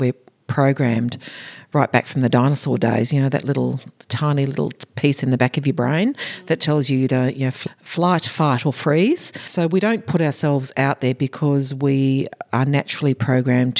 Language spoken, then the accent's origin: English; Australia; in Australia is part of our culture, AFL, part of our culture.